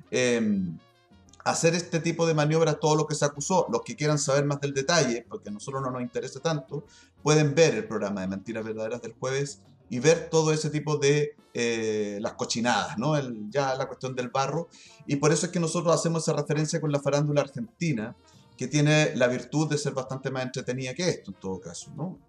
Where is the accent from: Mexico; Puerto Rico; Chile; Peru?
Chile; somos nosotros los chilenos